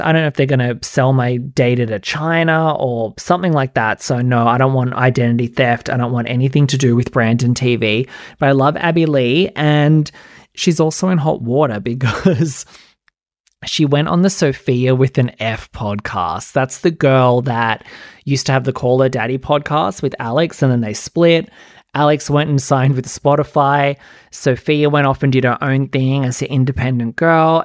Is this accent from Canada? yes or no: no; Australia; I'm Australian.